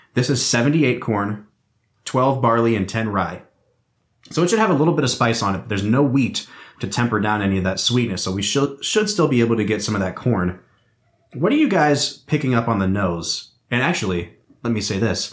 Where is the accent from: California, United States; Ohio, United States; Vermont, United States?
Ohio, United States; Northeast; we grew up in Northeast Ohio